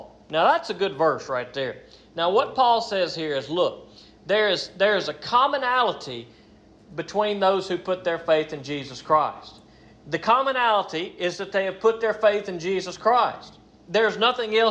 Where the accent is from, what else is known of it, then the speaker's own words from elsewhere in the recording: United States; I am an American